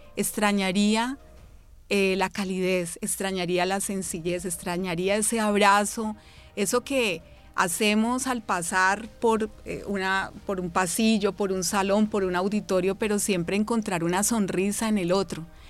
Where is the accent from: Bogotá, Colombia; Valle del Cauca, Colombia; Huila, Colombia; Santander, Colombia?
Valle del Cauca, Colombia; Cali; also born or lived in Bogotá; Soy de Bogotá, eh, pero soy hija de Cali porque realmente toda mi vivencia, me trajeron de meses, ha sido acá en la ciudad de Cali